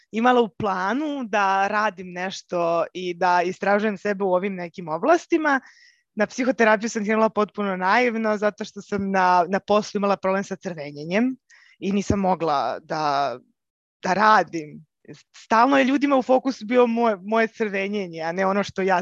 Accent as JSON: {"language": "Croatian", "region": "Belgrade", "country": "Serbia", "said": "uh, dolazim iz Beograda"}